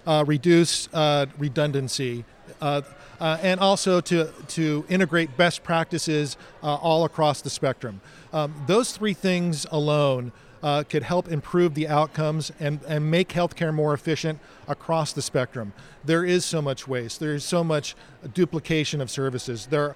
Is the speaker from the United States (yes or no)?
yes; California, United States; Growing up in Southern California, I think it's almost mandatory that you get a job at Disneyland.